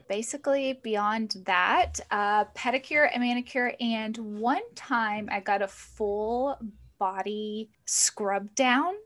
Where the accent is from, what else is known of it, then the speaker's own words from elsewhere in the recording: the South, United States; I grew up in the South, it's pretty cutthroat down there